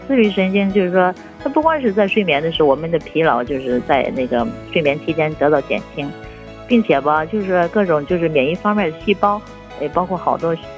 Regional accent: northern China, China; moved away as an adult; now in Japan; 我是来自咱们中国的北方，北方呢就吃饭的时候一般是那个热水或者热汤什么的

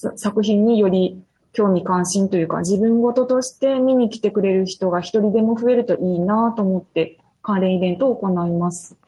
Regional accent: Fukuoka, Japan; moved away as an adult; also born or lived in Kyoto / Kitakyushu; 福岡市の出身です

